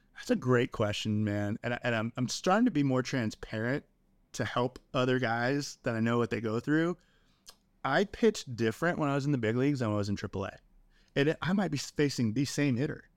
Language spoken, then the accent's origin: English; Southern California, United States; moved away as an adult; now in Round Rock, United States; We grew up in Southern California